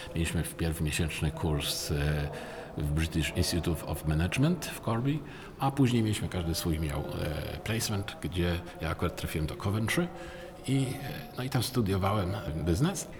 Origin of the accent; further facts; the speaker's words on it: Poznań, Greater Poland, Poland; also born or lived in Kraków; jako poznaniak